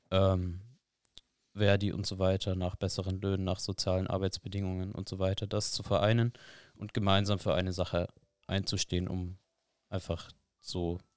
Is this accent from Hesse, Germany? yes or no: no; Bamberg, Bavaria, Germany; In Bamberg, in meiner